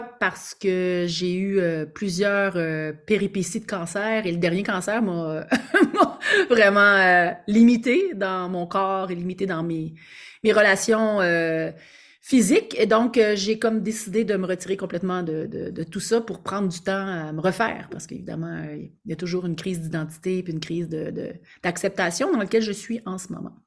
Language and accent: French; Quebec, Canada; accent: Québécois; je suis québécoise, alors j'ai probablement pour vous un accent québécois